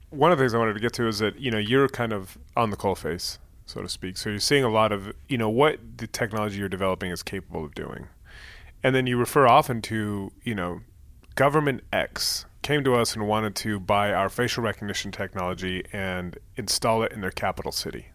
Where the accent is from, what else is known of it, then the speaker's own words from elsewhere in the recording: Bay Area, California, United States; moved away as an adult; So I'm from the Bay Area. I lived abroad for many years, and then I just moved back a couple years ago